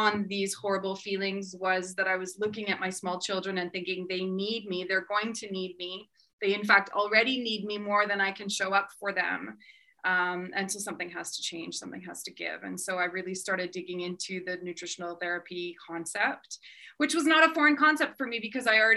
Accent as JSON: {"language": "English", "town": "Vancouver", "region": "British Columbia", "country": "Canada", "tie": "born or raised there", "moved": "as an adult", "lives_now": "France", "said": "I grew up in Vancouver"}